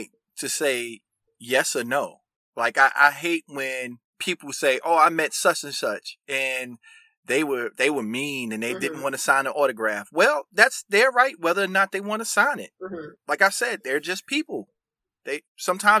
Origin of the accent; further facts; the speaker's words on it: United States; growing up around New York and New Jersey